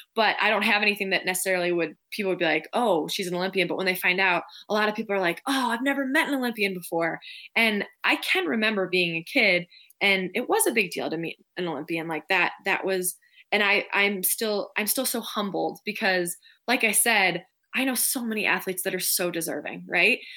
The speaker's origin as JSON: {"language": "English", "town": "Minneapolis", "region": "Minnesota", "country": "United States", "tie": "born or raised there", "moved": "yes", "lives_now": "Park City, United States"}